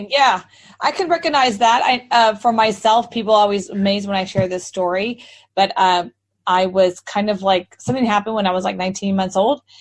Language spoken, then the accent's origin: English; Texas, United States; So that's why people always ask me, where are you from? And I said, Texas. And they go, you don't have a Texas accent.